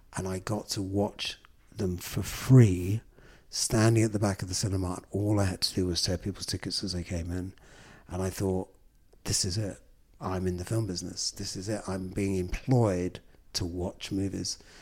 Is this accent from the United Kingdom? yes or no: yes; London, United Kingdom; when I was a kid growing up in London. I think from my doorstep in Islington, I was born in the pre-gentrified Islington of the late fifties.